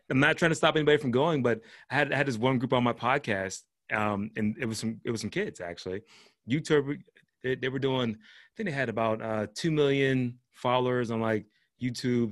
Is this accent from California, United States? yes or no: no; Pittsburgh, Pennsylvania, United States; I was born and raised in Pittsburgh, but my whole family's from Georgia